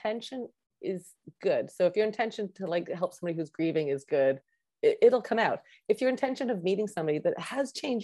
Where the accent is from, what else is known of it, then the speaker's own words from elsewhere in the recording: Canada; I'm an actress from Canada.